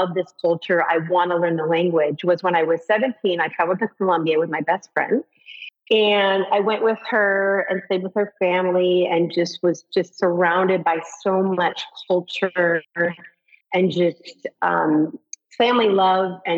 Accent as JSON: {"language": "English", "region": "California", "country": "United States", "tie": "born or raised there", "also_born_or_lived": "San Francisco, United States", "moved": "as an adult", "lives_now": "Samara, Costa Rica", "said": "I grew up in California"}